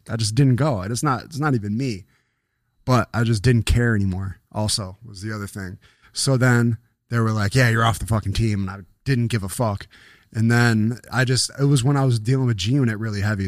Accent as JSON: {"language": "English", "town": "Buffalo", "region": "New York", "country": "United States", "tie": "born or raised there", "said": "But it was my hometown. I was still, I was in fucking, uh, next to Delaware Park where me and Jamal lived."}